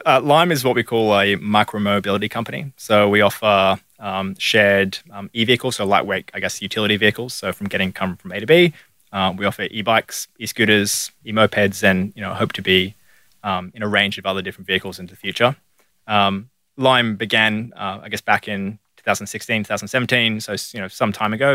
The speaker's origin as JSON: {"language": "English", "town": "Sydney", "region": "New South Wales", "country": "Australia", "tie": "born or raised there", "moved": "as an adult", "lives_now": "Melbourne, Australia", "said": "I grew up in Sydney"}